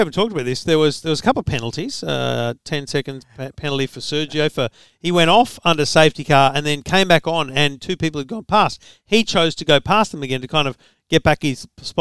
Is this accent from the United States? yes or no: no; Australia; I'm Australian